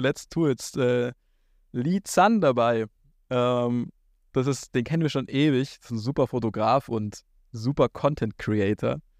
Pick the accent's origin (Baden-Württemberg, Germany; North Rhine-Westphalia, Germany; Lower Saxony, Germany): Baden-Württemberg, Germany; a village a bit north of Ulm; moved away as an adult; now in Berlin, Germany; dort, wo ich aufgewachsen bin, auf dem Dorf, ein bisschen nördlich von Ulm.